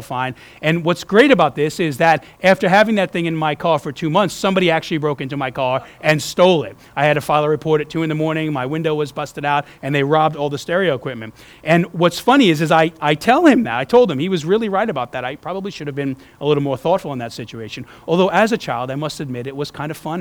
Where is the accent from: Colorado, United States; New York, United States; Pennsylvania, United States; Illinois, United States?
New York, United States; moved away; also born or lived in New Orleans, Louisiana; growing up in New York